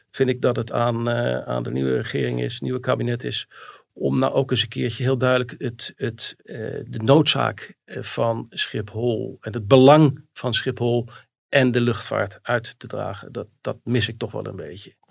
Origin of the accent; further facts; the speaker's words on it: Rotterdam, South Holland, Netherlands; Rotterdam, waar ik geboren ben